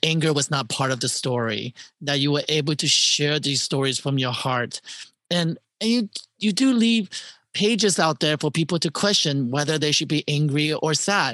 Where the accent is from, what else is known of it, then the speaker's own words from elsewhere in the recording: Terre Haute, Indiana, United States; moved away; I'm from Terry Hill, Indiana